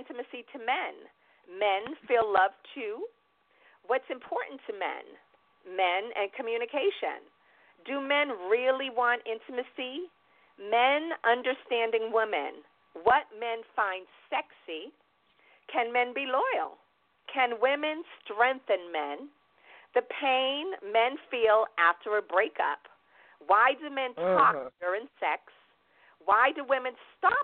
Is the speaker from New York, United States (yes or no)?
yes; New York, United States; moved away; also born or lived in Boston, Massachusetts / Dallas, Texas / California / Atlanta, Georgia; raised in New York